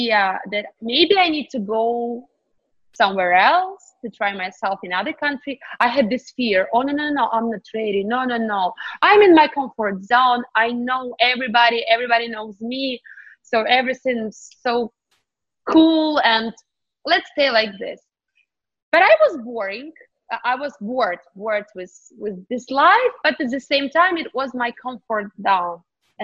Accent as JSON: {"language": "English", "region": "Kyiv", "country": "Ukraine", "tie": "born or raised there", "second_language": "English", "moved": "as an adult", "lives_now": "United States", "said": "I was born in Ukraine, Kyiv, Eastern Europe."}